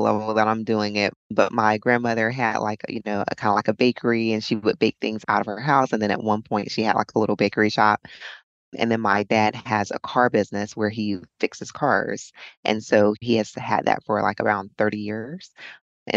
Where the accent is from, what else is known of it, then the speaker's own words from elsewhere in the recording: Charlotte, North Carolina, United States; now in Fort Myers, United States; I'm from Charlotte, North Carolina.